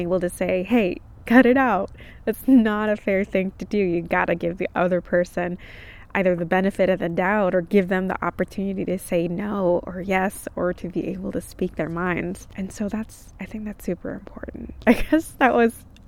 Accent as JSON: {"language": "English", "region": "California", "country": "United States", "tie": "born or raised there", "also_born_or_lived": "Texas", "moved": "yes", "said": "I grew up in California"}